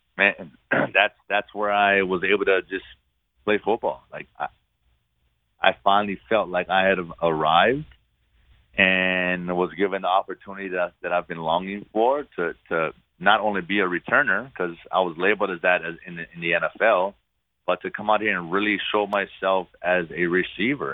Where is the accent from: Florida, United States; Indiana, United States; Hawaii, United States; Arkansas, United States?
Hawaii, United States; moved away as an adult; I'm from Hawaii